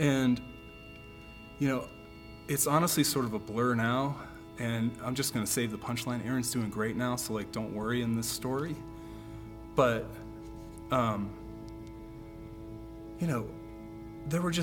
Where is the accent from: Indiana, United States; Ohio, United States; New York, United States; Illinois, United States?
Illinois, United States; Chicago; now in Denver, United States; I am originally from Chicago, currently a cardiologist working in Denver.